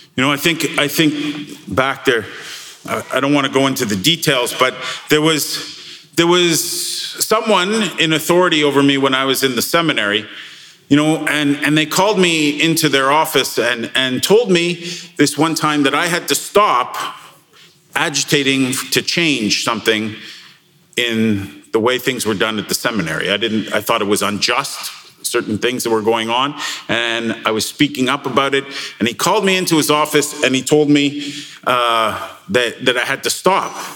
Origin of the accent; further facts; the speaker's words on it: Canada; we're Canadian